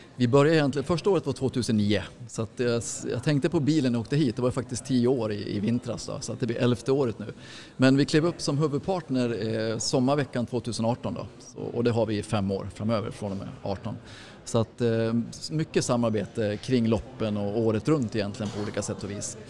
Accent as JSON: {"language": "Swedish", "town": "Mora", "region": "Dalarna County", "country": "Sweden", "tie": "born or raised there", "said": "jag är ju från Mora du vet så att jag är ju född och uppvuxen med Vasaloppet"}